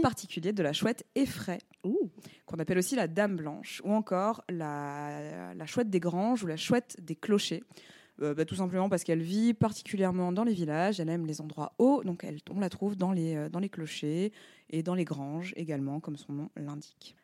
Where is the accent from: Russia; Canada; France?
France; On est Français